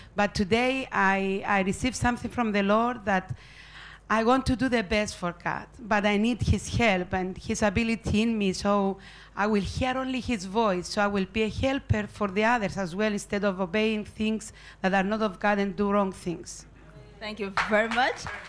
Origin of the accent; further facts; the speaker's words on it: Cyprus; I am from Cyprus